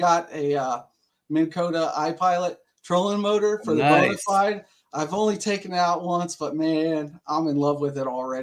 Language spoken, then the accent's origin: English; Dayton, Ohio, United States; I'm from Dayton, Ohio, born and raised